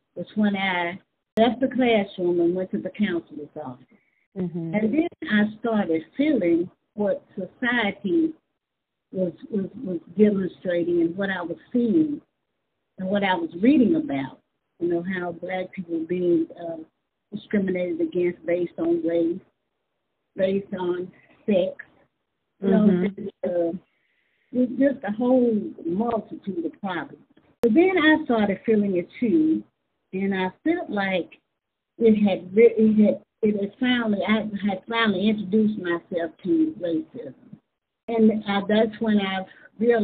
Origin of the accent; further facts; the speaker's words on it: Hughes, Arkansas, United States; I was born and raised in Hughes, so I grew up right there in Hughes, Arkansas.